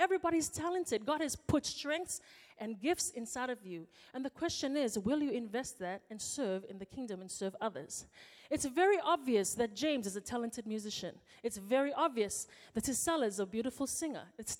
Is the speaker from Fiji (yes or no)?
yes; Fiji; now in New Zealand; When I come home from New Zealand, I go to Fiji for my holiday. I walk into the house and for one day I'm treated like a princess.